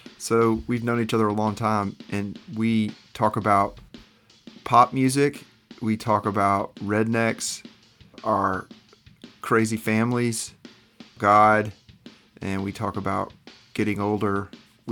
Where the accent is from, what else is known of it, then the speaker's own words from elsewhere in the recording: Little Rock, Arkansas, United States; I'm from Little Rock, Arkansas. So we're from places and our families are from places that are kind of leftovers as far as the rest of the United States would consider.